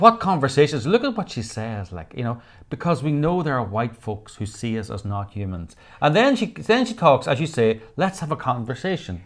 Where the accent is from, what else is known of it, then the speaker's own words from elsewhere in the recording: Northern Ireland, United Kingdom; I was brought up in Northern Ireland